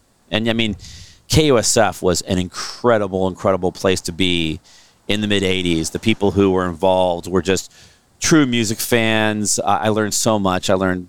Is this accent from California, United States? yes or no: yes; San Francisco, California, United States; We're pretty new here. My mom and dad both moved here. And then, so I guess I'm first generation San Francisco.